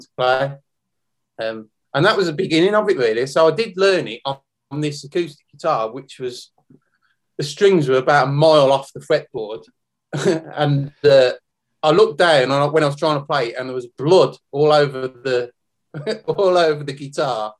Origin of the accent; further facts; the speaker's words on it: Birmingham, West Midlands, United Kingdom; also born or lived in Tamworth; I grew up in Great Barn, Birmingham, not far from the Villa Ground